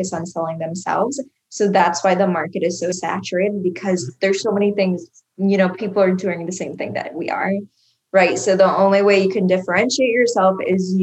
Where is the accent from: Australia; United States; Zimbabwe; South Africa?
United States; Iowa; moved away as an adult; now in Miami, United States; I moved away from my home state, which is Iowa